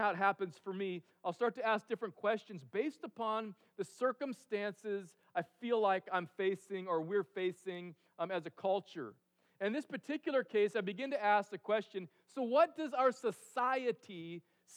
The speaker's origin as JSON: {"language": "English", "region": "California", "country": "United States", "tie": "born or raised there", "moved": "yes", "lives_now": "Alaska, United States", "said": "I grew up in California"}